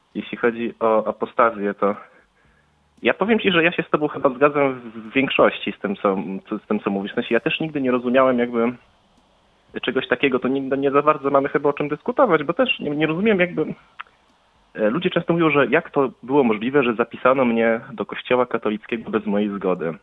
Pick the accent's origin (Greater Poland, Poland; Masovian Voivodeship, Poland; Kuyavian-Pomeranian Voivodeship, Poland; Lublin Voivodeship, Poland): Lublin Voivodeship, Poland; Lublin; ja też jestem z Lublina